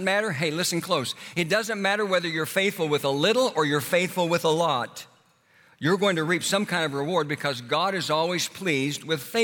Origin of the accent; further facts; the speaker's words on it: Oklahoma, United States; moved away as an adult; also born or lived in Houston, Texas; my hometown in Oklahoma